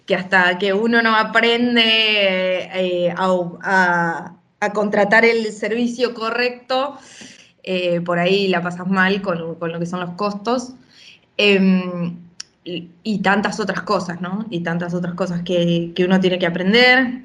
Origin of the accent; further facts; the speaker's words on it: Junín de los Andes, Neuquén, Argentina; also born or lived in Buenos Aires / Barcelona; now in Badalona, Spain; yo soy, nací en Junín de los Andes, en Neuquén